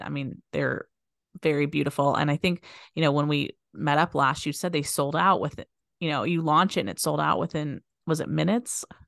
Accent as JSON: {"language": "English", "town": "Las Vegas", "region": "Nevada", "country": "United States", "tie": "born or raised there", "said": "I was born and raised here in Vegas"}